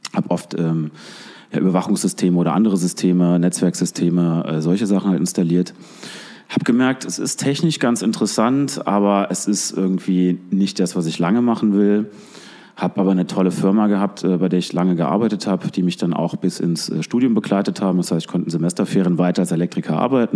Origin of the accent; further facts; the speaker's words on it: Koblenz, Rhineland-Palatinate, Germany; also born or lived in Hong Kong; bin hier geboren, groß geworden am Rhein